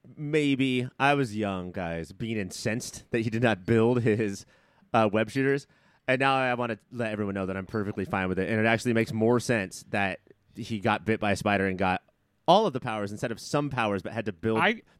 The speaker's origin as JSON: {"language": "English", "region": "New York", "country": "United States", "said": "Whereas this is like specifically like, hey, here's my flag because I'm from New York."}